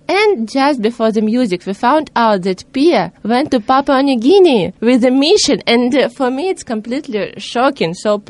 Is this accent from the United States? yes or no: no; Russia; I'm from Russia. It's okay.